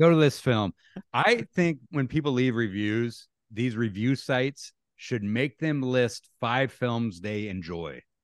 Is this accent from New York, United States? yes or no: no; near Hanford, Washington, United States; my hometown wa, ha, is near Hanford, which was part of the Manhattan Project